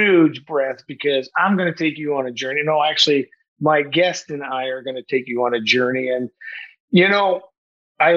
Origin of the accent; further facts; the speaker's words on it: Saint John, New Brunswick, Canada; based out of St. John, New Brunswick, my hometown.